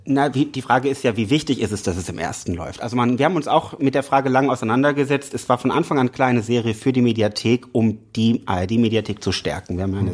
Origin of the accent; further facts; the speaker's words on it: Rhineland, Germany; also born or lived in Berlin; ich bin vom Herzen Rheinländer